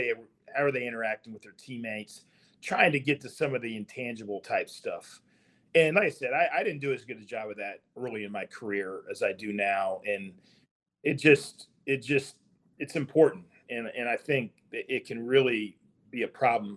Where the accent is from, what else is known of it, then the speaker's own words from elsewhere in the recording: Hamilton, Ohio, United States; I grew up just outside Cincinnati